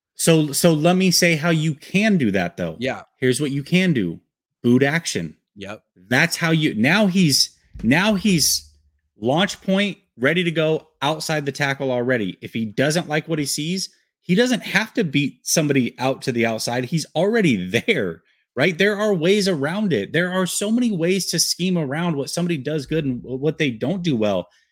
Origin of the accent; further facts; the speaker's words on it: Portland, Oregon, United States; I grew up in Portland, Oregon.